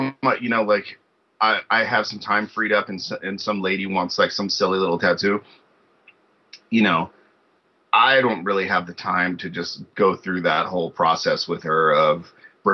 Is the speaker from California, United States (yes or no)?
yes; Hayward, California, United States; also born or lived in Oakland, California; I'm from the Bay Area, but Hayward, Oakland area. My dad lived in Oakland, my mom lived in Hayward.